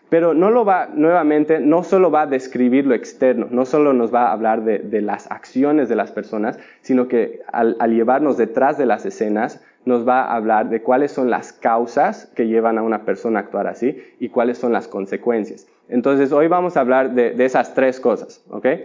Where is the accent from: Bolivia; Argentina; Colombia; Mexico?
Bolivia; Y tienen que entender que yo crecí en Bolivia, donde no hay mar, ¿no?